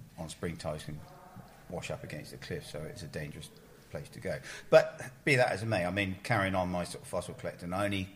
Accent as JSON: {"language": "English", "town": "Ferndown", "region": "South West England", "country": "United Kingdom", "tie": "born or raised there", "said": "I grew up around Ferndown"}